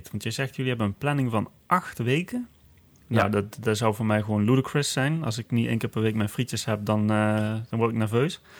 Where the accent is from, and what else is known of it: Netherlands